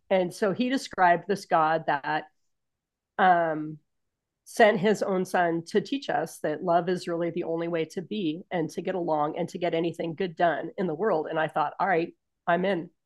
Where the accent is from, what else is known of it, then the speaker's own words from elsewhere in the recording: San Francisco, California, United States; moved away as an adult; also born or lived in Spokane area / Southern Idaho; I was born and raised in San Francisco, California